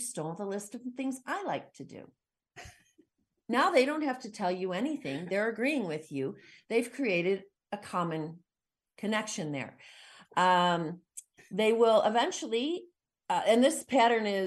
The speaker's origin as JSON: {"language": "English", "country": "United States", "said": "as an American"}